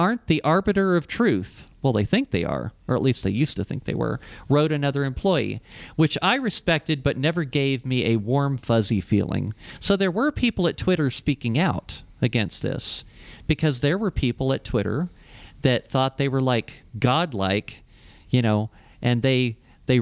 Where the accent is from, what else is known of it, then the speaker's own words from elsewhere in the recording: Ohio, United States; now in Albuquerque, United States; I'm from Ohio.